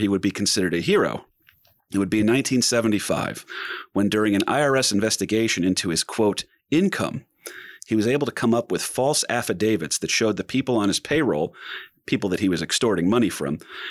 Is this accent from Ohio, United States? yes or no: no; New Jersey, United States; I'm from Jersey.